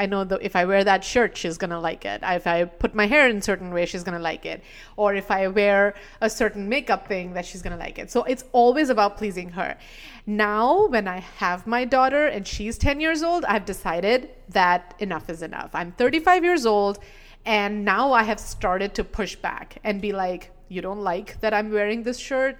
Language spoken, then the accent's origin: English; India; we were talking about, you know, the general experiences we've had as an Indian woman.